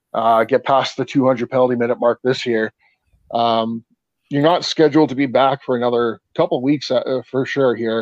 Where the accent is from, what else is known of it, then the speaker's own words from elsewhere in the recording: Canada; I'm Canadian.